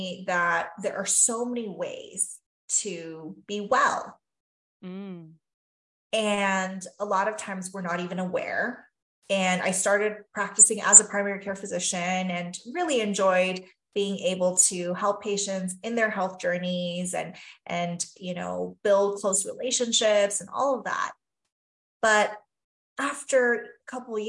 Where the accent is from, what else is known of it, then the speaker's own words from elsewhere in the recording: Taiwan; moved away; I grew up in Taiwan and a traditional Chinese background and values